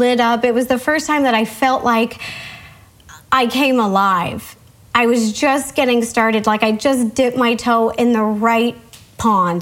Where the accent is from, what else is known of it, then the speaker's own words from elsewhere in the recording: Seattle, Washington, United States; moved away as an adult; I grew up in Seattle.